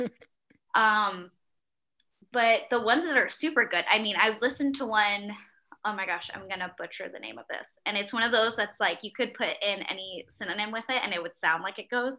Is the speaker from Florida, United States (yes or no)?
yes; Miami, Florida, United States; also born or lived in Virginia; now in Charlotte, United States; I grew up in Miami